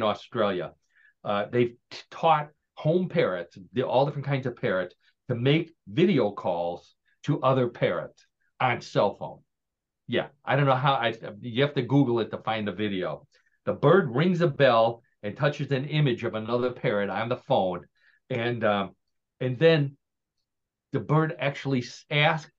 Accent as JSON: {"language": "English", "town": "Parma", "region": "Ohio", "country": "United States", "tie": "born or raised there", "moved": "yes", "said": "John and I have lived in Parma, Ohio. John, for many more years than I did, but we grew up in Parma, Ohio"}